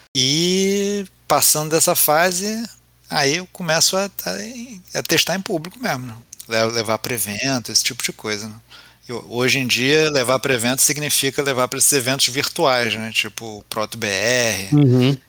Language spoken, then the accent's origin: Portuguese; Rio de Janeiro, Brazil; sou carioca, vascaíno